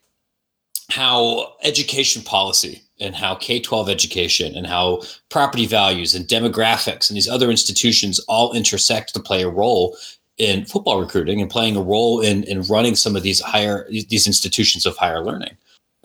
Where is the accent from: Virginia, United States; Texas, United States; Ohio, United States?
Ohio, United States; Licking County; now in Chicago, United States; I grew up in Licking County, Ohio, which is just east of Columbus